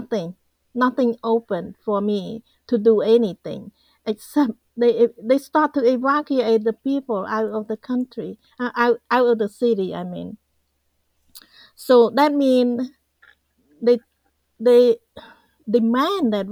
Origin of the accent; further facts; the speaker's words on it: Cambodia; English is a second language; moved away as an adult; also born or lived in Phnom Penh, Cambodia; now in United States; I had to leave my family behind and leave my hometown. And I went to the capital city